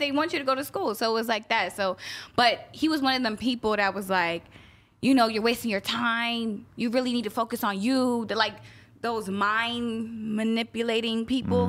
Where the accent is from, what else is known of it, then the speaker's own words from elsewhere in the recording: Guyana; I'm Guyanese, so every, you know, I'm West Indian